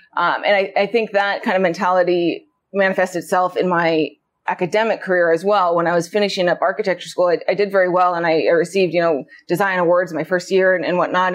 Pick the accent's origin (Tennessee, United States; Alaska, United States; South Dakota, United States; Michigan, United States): Alaska, United States; Anchorage; I was born and raised in Anchorage